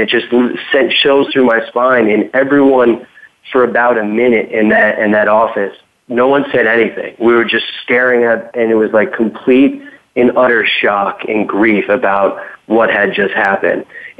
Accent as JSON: {"language": "English", "region": "Connecticut", "country": "United States", "said": "I'm from Connecticut"}